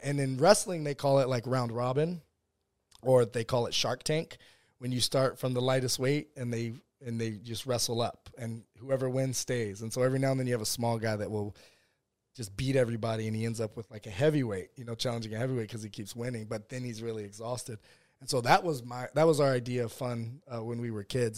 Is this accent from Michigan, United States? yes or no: no; West Virginia, United States; also born or lived in San Diego, California / South Bronx, New York; I grew up in West Virginia